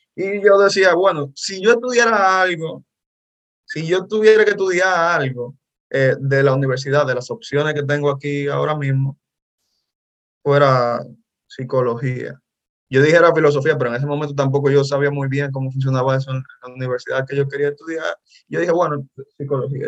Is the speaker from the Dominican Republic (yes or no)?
yes; Dominican Republic; soy dominicano, soy actor